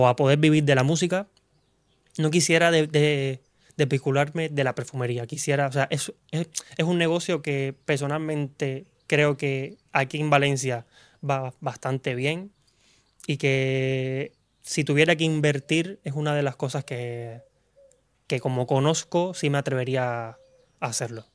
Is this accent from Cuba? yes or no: yes; Cuba; moved away as an adult; now in Spain; vengo de Cuba, soy cubano. Llevo aquí en España ya aproximadamente cinco años